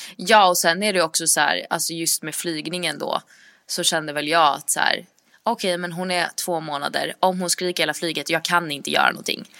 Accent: Sweden; moved away; jag var hemma i Sverige nu i mars

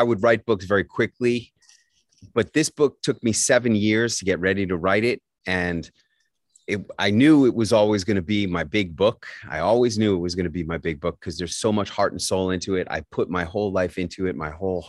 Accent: New York City, New York, United States; When I was growing up in New York City, the drinking age was 18

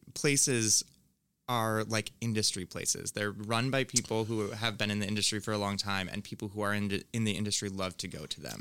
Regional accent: Finger Lakes, upstate New York, United States; moved away; I'm from upstate New York

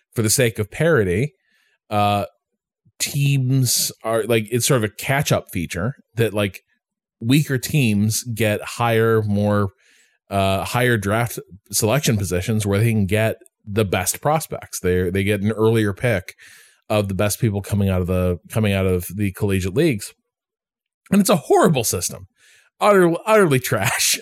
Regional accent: United States; moved away; I'm probably never going to live in Chicago again, never going to live near Chicago again

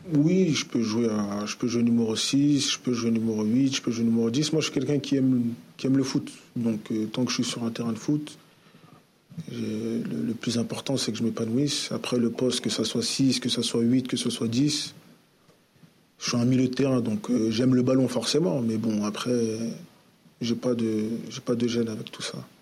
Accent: Paris, Île-de-France, France; moved away as an adult; now in Marseille, France; je suis de Paris

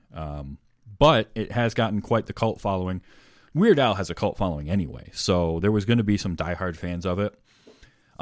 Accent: Northern Michigan, United States; we only had one UHF station here growing up

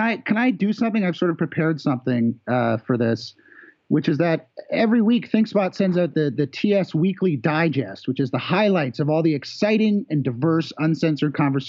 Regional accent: Canada; I should clarify that I'm technically a Canadian tourist visiting a friend in the United States.

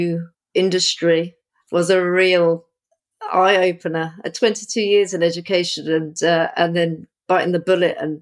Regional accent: Portsmouth, South East England, United Kingdom; also born or lived in Crystal Palace, London; now in London, United Kingdom; I'm originally from Portsmouth, which is on the south coast. So I lived by the sea as a child, but now I'm a London girl now.

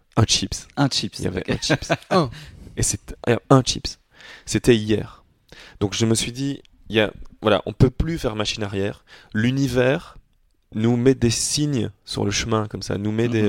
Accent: Belgium; on est belge et que en tant que belge on dit chips avec un T

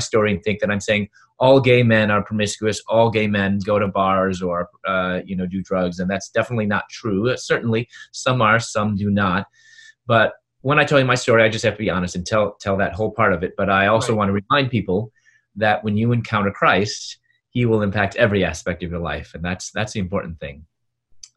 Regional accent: Chicago, Illinois, United States; moved away as an adult; also born or lived in Louisville, Kentucky; I'm from Chicago

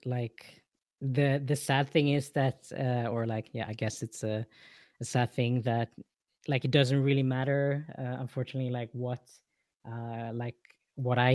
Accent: Sweden; moved away as an adult; also born or lived in Philippines; now in Hamburg, Germany; growing up in Sweden

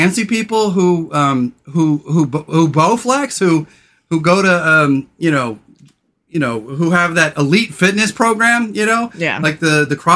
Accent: Central Coast of California, United States; growing up on the Central Coast of California

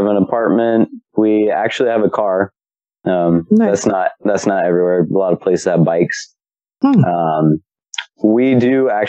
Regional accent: Gilbert, Arizona, United States; moved away as an adult; now in North Georgia, United States; I've been out 8 months. And I'm from Gilbert, Arizona.

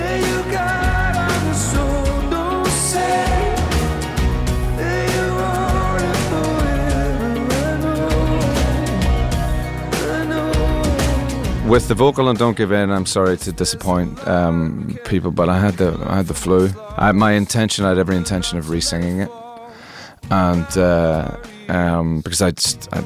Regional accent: Northern Ireland, United Kingdom; I grew up in Northern Ireland, and Northern Ireland was an extraordinarily closed community at that time

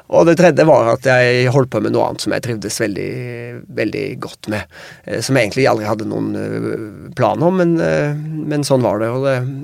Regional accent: Norway; vi kommer fra Norge

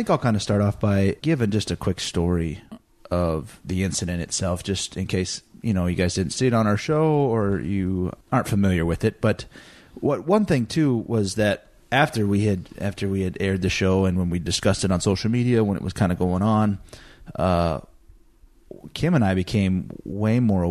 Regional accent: Montana, United States; I had been around animals my whole life growing up in Montana.

